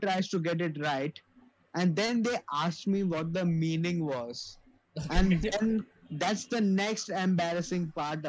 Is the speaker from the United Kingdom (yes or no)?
no; India; I mean, as an Indian